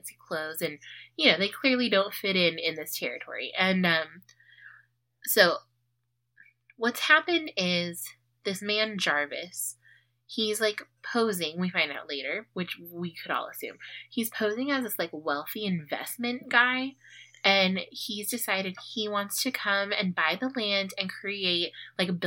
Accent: Tucson, Arizona, United States; growing up on the Far East Side

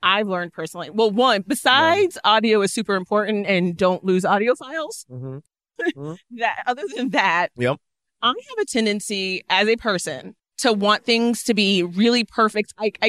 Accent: Orlando, Florida, United States; moved away; Orlando's my hometown.

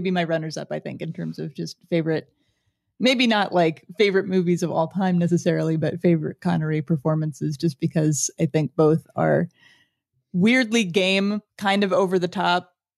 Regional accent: Lawrence, Kansas, United States; my hometown is actually Lawrence, Kansas

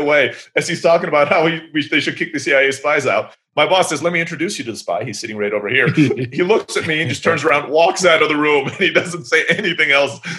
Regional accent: Turkey; So my mom is from the Philippines, my dad's from the US, but grew up in Africa, and I'm growing up in Turkey, right?

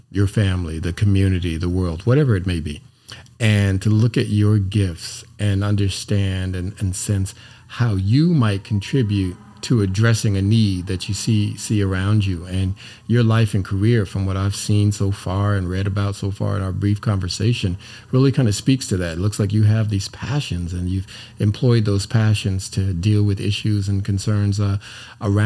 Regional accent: California, United States; I grew up in California

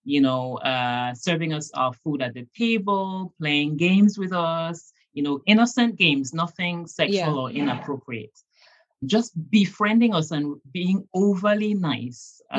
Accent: Cameroon; I grew up in Cameroon

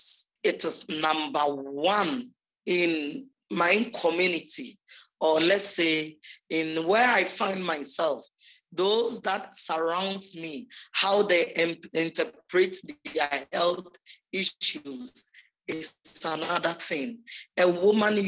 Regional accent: Kibi, Eastern Region, Ghana; now in Kumasi, Ghana; In my hometown in Kibi, you see, growing up

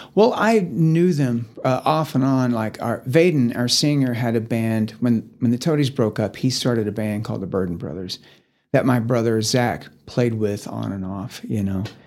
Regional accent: Sherman, Texas, United States; also born or lived in Dallas, Texas; now in Amarillo, United States; I am from Sherman, Texas. It's about forty-five minutes north of Dallas

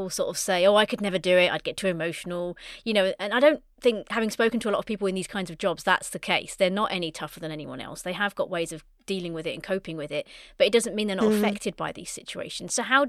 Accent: United Kingdom; especially as British people. It's stiff upper lip and, don't show weakness.

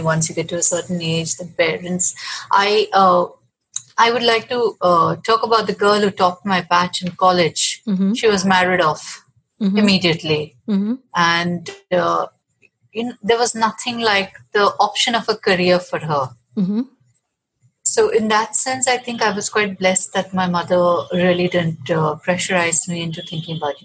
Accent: Mumbai, Maharashtra, India; I grew up in Mumbai, which was then Bombay

